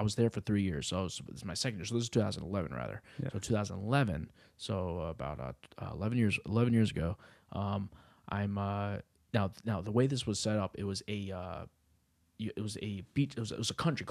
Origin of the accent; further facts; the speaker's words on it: New England, United States; I grew up in New England, so apparently there's some houses that are like the most haunted places on earth.